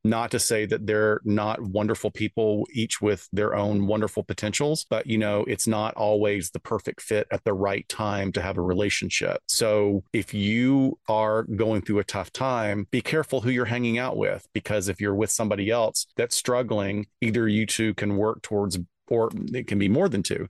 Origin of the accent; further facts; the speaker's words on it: the South, United States; I'm from the South